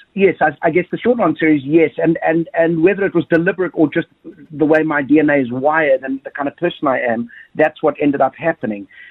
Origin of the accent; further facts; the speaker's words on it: South Africa; growing up in Thunderbell Park